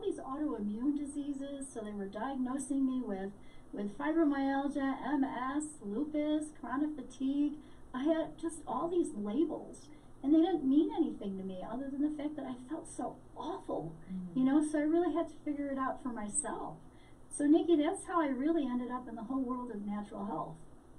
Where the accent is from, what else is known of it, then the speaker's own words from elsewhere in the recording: Chicago, Illinois, United States; now in Albuquerque, United States; I grew up in Chicago. I'm now in Albuquerque, New Mexico.